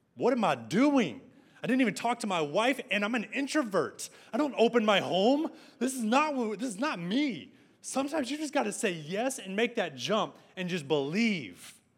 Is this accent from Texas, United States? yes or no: yes; San Angelo, Texas, United States; moved away as an adult; now in Arlington, United States; … speaking Spanish in my hometown at my restaurant